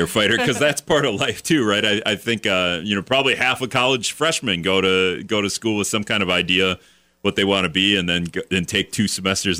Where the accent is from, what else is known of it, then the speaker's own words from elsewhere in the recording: Greenville, Wisconsin, United States; moved away; I'm from Greenville, Wisconsin, so when I was in high school, it was just all fields.